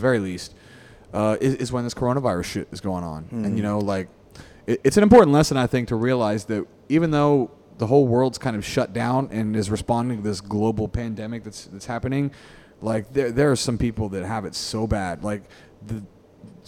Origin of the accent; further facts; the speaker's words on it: United States; now in Singapore; as an American